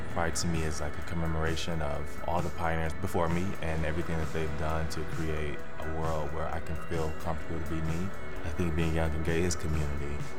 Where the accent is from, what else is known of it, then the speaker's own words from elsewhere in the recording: Louisiana, United States; moved away as an adult; now in Texas, United States; But I'm actually from Louisiana